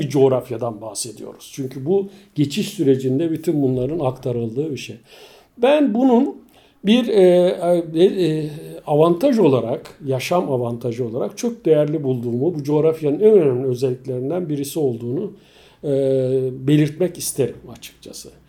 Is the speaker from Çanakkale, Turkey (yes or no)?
yes; Bozköy, Çanakkale, Turkey; also born or lived in Istanbul; 55 yıl önce Çanakkale'de doğmuşum